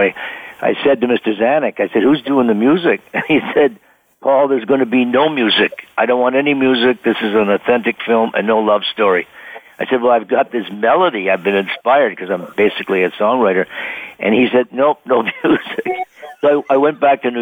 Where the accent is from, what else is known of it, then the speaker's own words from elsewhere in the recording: Ottawa, Ontario, Canada; a little guy from Ottawa, Canada